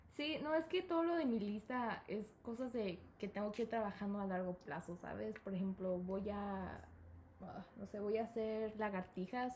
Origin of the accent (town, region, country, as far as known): Mexico; born or raised there; also born or lived in United States / Guadalajara